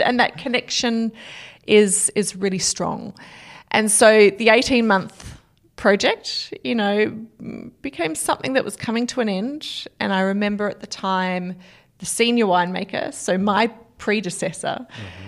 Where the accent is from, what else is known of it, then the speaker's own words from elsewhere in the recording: South Australia, Australia; back home in South Australia